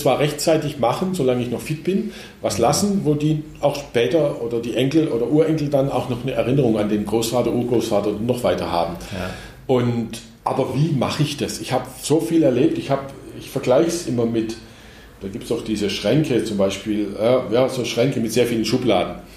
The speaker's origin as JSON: {"language": "German", "area": "Black Forest", "region": "Baden-Württemberg", "country": "Germany", "tie": "born or raised there", "moved": "yes", "said": "da, wo ich herkomme, aus, in meiner Heimat, in wesentlichen Teilen im Schwarzwald"}